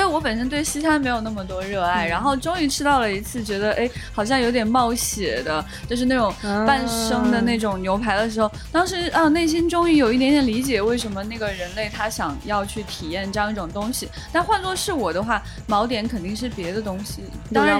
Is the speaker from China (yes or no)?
yes; northern China, China; 我作为一个北方人